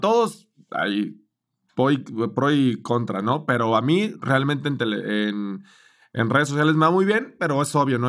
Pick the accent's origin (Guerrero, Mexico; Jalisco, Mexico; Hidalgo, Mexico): Jalisco, Mexico; Guadalajara; moved away as an adult; now in Mexico City, Mexico; soy de Guadalajara